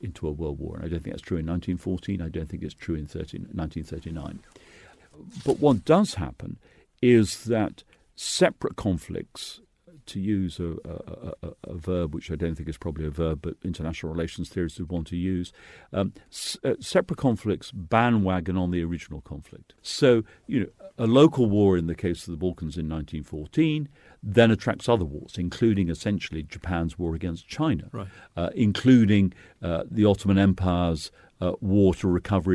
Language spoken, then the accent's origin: English; Edinburgh, Scotland, United Kingdom; in Edinburgh, where I was brought up